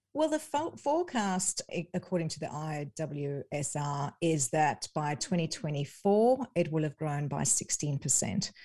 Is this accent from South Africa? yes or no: yes; South Africa; moved away; I'm originally from South Africa